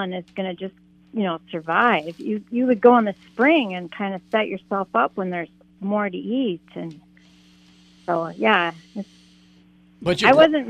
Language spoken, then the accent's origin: English; North Shore of Lake Superior, Minnesota, United States; I was raised up on the North Shore of Lake Superior